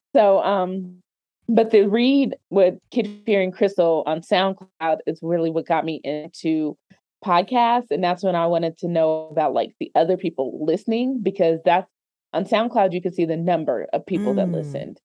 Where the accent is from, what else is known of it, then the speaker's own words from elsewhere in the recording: Denver, Colorado, United States; also born or lived in Hampton, Virginia / Maryland / Washington, District of Columbia, United States; born and raised in Denver. That's where I am. So born and raised in Denver, Colorado, the metro area.